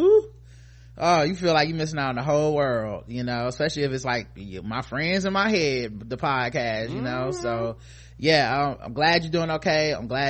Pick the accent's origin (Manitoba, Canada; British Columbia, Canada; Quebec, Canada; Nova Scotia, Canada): British Columbia, Canada; I grew up in British Columbia, immigrated as a baby with all my extended family back in Jamaica and the UK. Not a lot of black folks around here.